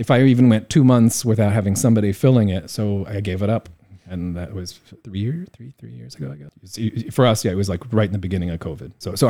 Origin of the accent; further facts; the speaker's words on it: Midwest, United States; I grew up in the Midwest, like I said.